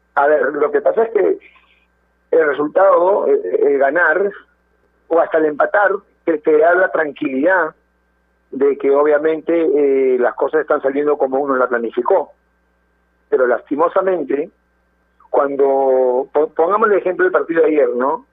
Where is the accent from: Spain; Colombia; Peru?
Peru; como peruanos que somos